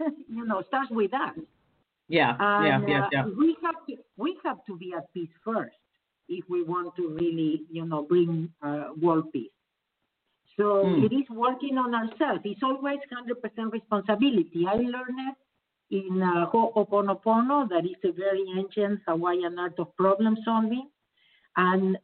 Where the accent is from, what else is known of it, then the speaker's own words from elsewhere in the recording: Argentina; moved away as an adult; now in Los Angeles, United States; I was born in Argentina